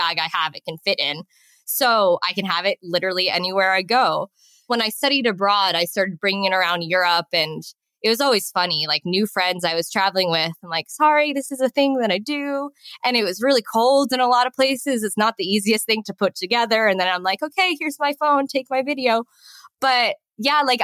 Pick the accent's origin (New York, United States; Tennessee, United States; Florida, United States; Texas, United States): New York, United States; West Islip; moved away as an adult; now in Chiang Mai, Thailand; I grew up in West Islip, New York, on Long Island